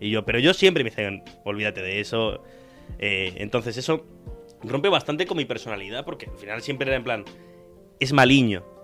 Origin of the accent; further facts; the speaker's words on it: Tarragona, Catalonia, Spain; yo soy de Tarragona. También he hecho cosas en catalán como yo, somos muy parecidos.